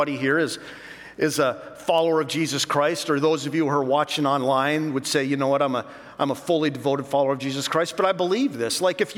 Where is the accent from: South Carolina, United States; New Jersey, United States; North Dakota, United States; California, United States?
North Dakota, United States; Now, I'm from North Dakota. Spent almost all my life in North Dakota.